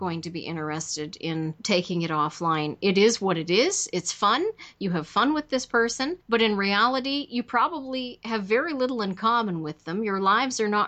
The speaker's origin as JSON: {"language": "English", "country": "Canada", "said": "I'm Canadian"}